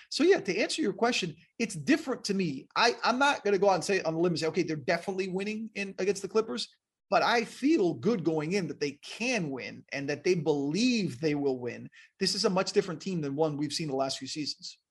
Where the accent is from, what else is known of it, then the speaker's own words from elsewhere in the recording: West Palm Beach, Florida, United States; also born or lived in New Jersey / Miami / Missoula, Montana; I grew up in West Palm Beach and then Miami